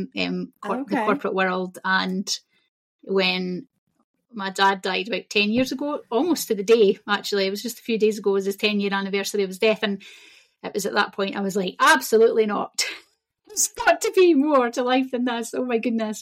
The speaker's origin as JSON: {"language": "English", "region": "Scotland", "country": "United Kingdom", "tie": "born or raised there", "also_born_or_lived": "Angus Glens, Scotland", "said": "I'm Scottish. I'm from Scotland, born and bred, and I live on the east coast of Scotland in the Angus Glens"}